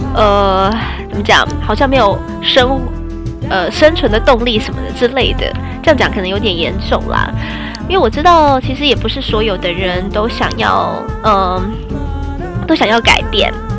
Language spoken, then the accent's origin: Chinese; Taiwan; 因为我们还是台湾人嘛